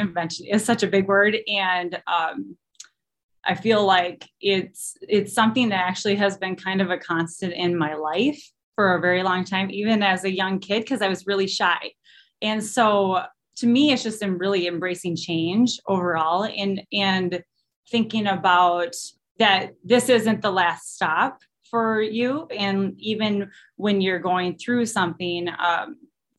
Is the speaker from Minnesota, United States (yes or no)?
yes; Austin, Minnesota, United States; moved away as an adult; also born or lived in Eau Claire, Wisconsin; I'm originally from Austin, Minnesota